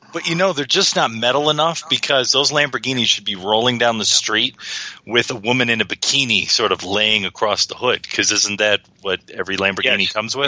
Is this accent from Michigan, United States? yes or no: yes; Detroit, Michigan, United States; if you grow up in Detroit and you watch Channel Nine if you watch the CBC